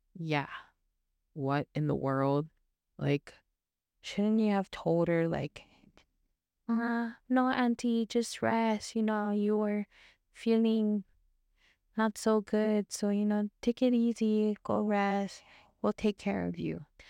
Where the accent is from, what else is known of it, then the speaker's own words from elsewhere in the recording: Philippines; being Filipino